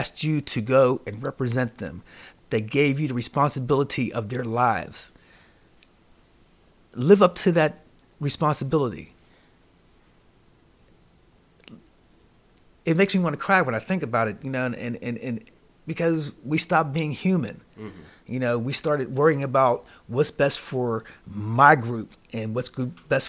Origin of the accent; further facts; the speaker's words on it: Pittsburgh, Pennsylvania, United States; now in Las Vegas, United States; my hometown, Pittsburgh, Pennsylvania.